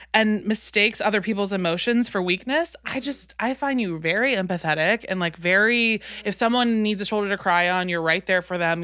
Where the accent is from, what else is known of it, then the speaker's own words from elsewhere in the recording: New Orleans, Louisiana, United States; I'm from New Orleans